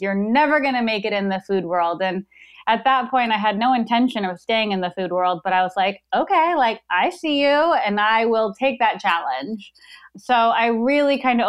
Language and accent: English; Tucson, Arizona, United States; also born or lived in Chicago, Illinois; we lived in Chicago for a couple years and then moved to Arizona